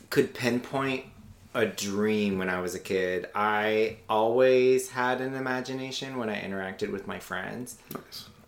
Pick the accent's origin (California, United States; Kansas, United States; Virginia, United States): Virginia, United States; Virginia Beach; also born or lived in Louisiana; I grew up in Virginia Beach. My dad was in the Navy, so I moved around a lot. Uh, but as a kid, I'm from Louisiana.